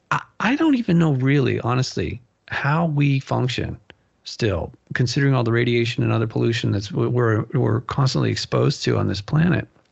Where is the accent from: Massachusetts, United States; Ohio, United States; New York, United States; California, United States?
California, United States; Malibu; moved away; growing up in Malibu